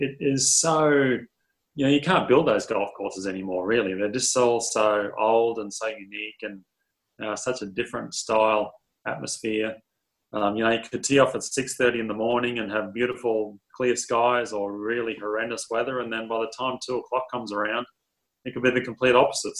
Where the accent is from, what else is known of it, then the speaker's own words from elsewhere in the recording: Queensland, Australia; moved away as an adult; now in Dallas, United States; as we grew up in Queensland, the weather's absolutely so perfect